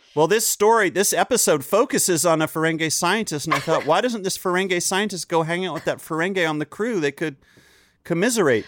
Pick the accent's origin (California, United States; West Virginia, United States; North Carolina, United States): North Carolina, United States; Chapel Hill; I grew up in Chapel Hill, North Carolina.